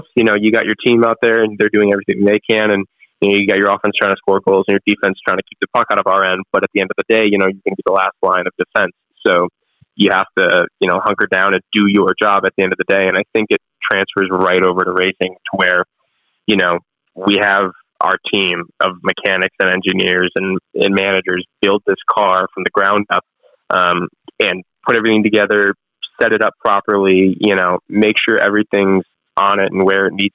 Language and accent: English; Chicago, Illinois, United States; moved away; I'm from Chicagoland area originally